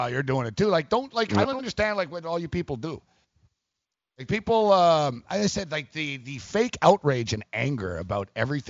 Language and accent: English; Canada; I, as a Canadian